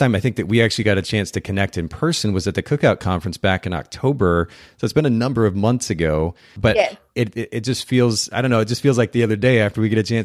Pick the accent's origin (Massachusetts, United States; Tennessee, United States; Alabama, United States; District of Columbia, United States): Tennessee, United States; Chattanooga; in my hometown